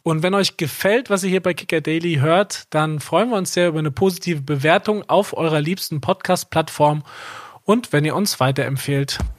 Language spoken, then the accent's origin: German; Kaiserslautern, Rhineland-Palatinate, Germany; ich bin in Kaiserslautern aufgewachsen, der kleinsten Gastgeberstadt.